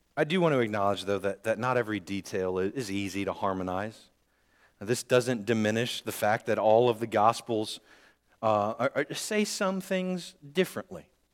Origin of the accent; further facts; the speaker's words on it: Northwest Indiana, United States; I grew up in Northwest Indiana